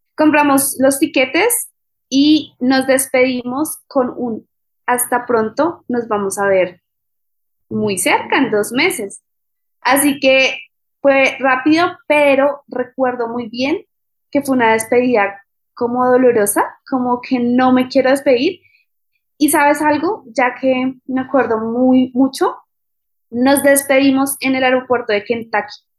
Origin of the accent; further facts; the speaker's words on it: Bogotá, Colombia; moved away as an adult; also born or lived in Australia / United States; soy de Bogotá, Colombia